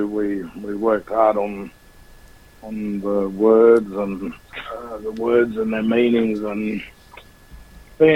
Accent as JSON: {"language": "English", "country": "Australia"}